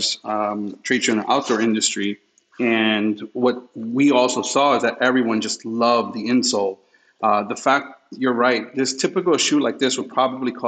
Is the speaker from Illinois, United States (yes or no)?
no; New York City, New York, United States; When I was raised in New York and Queens, I lived in front of a hospital